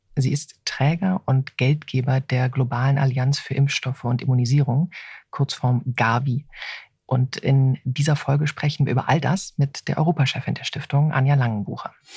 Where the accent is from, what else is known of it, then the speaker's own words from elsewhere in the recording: Germany; als Deutsche